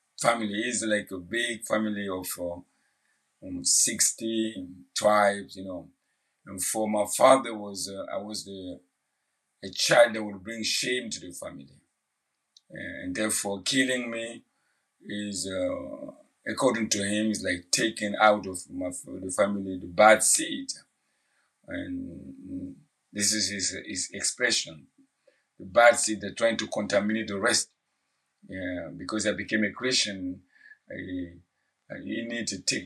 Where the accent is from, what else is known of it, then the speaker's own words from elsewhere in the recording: Burkina Faso; English is a second language; moved away as an adult; now in New York City, United States; I'm from Burkina Faso, a West African country. And I came to the U.S. in 2003, January 2003.